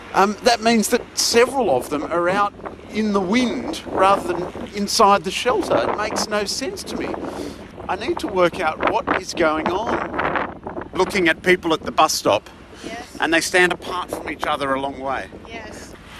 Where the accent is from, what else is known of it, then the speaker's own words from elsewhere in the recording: Australia; moved away; I'm from Australia.